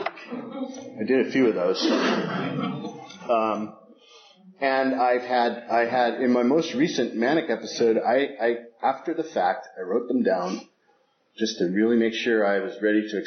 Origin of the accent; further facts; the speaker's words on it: San Francisco, California, United States; I was raised in San Francisco